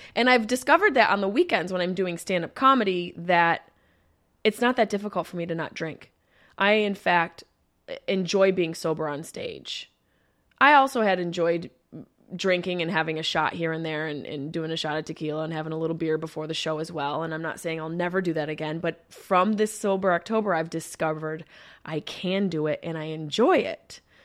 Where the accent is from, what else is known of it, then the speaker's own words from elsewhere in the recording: Syracuse, New York, United States; my hometown of Syracuse, New York